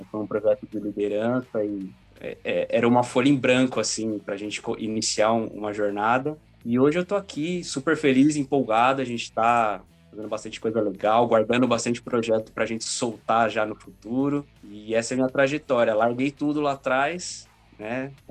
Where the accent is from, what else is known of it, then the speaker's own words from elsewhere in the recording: ABC Paulista, São Paulo, Brazil; do ABC, nascido e criado no ABC Paulista.